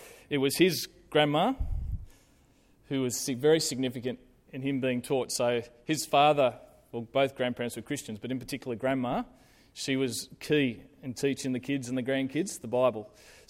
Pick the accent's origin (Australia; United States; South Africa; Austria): South Africa; So before I was born, they jumped on a ship from Victoria and headed over to South Africa. And so I grew up in South Africa.